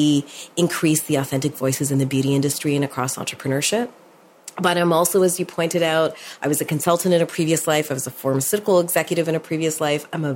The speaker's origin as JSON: {"language": "English", "town": "Toronto", "region": "Ontario", "country": "Canada", "tie": "born or raised there", "said": "I was born in Toronto"}